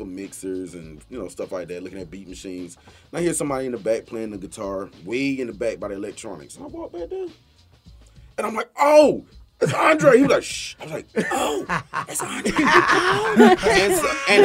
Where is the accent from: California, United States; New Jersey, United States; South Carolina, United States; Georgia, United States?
Georgia, United States; Atlanta; Growing up in Atlanta